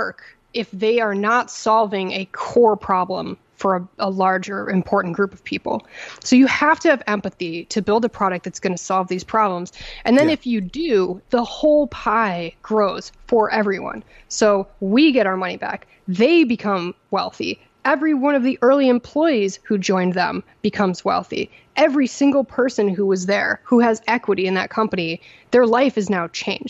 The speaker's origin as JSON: {"language": "English", "region": "Connecticut", "country": "United States", "tie": "born or raised there", "also_born_or_lived": "upstate New York", "said": "growing up in Connecticut and then getting educated in Connecticut and in upstate New York and then in Connecticut again for law school"}